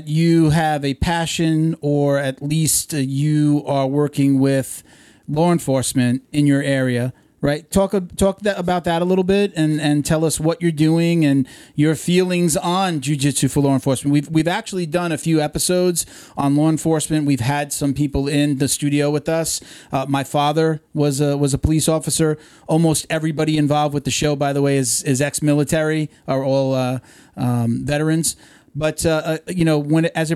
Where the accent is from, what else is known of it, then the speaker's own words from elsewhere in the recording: Long Island, New York, United States; I'm from Long Island. I didn't grow up in New York City